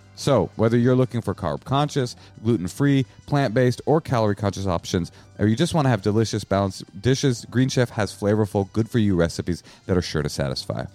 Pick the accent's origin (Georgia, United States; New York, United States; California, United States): California, United States; Bay Area; I'm from the Bay Area, too